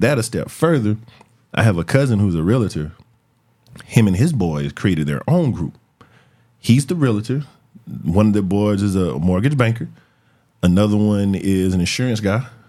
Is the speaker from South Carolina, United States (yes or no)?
yes; Florence, South Carolina, United States; I'm from Florence, my people from Darlington, my people from Florence.